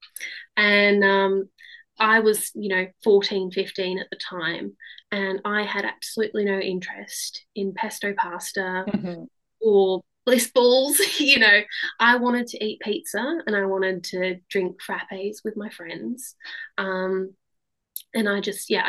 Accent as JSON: {"language": "English", "country": "Australia", "tie": "born or raised there", "moved": "yes", "said": "And I grew up in Australia, and then we moved over"}